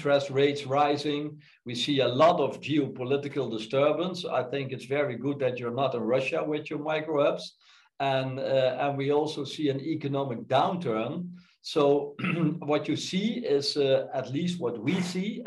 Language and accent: English; Netherlands; moved away; also born or lived in Frankfurt am Main; the Netherlands, my home country